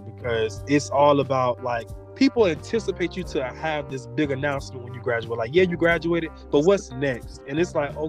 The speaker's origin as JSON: {"language": "English", "town": "Orlando", "region": "Florida", "country": "United States", "said": "I'm also from Orlando"}